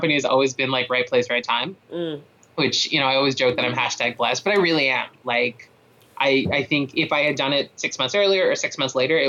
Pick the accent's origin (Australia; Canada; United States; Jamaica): Canada; Toronto, Ontario; moved away as an adult; I grew up in Toronto, like, we've only been out here for 4 years.